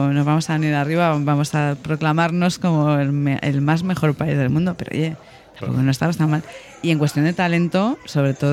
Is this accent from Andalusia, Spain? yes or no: yes; Granada, Andalusia, Spain; Pero yo soy de Granada, oiga.